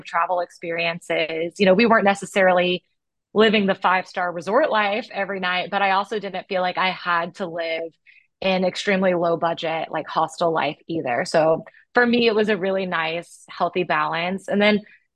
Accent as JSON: {"language": "English", "country": "United States", "tie": "born or raised there", "said": "growing up in America"}